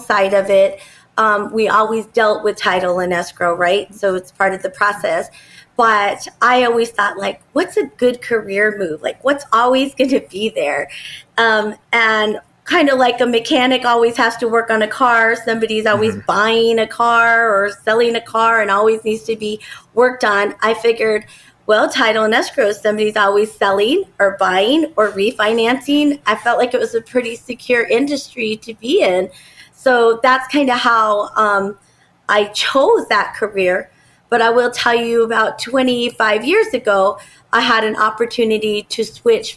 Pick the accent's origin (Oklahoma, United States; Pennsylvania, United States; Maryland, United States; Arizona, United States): Arizona, United States; Phoenix; I grew up here in Phoenix and I've watched it grow and develop